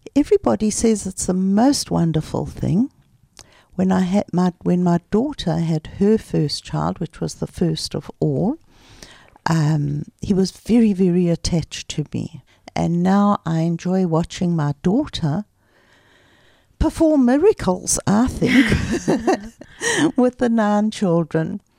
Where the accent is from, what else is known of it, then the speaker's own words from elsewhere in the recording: Pretoria, Gauteng, South Africa; moved away as an adult; now in Ra'anana, Israel; we grew up in Pretoria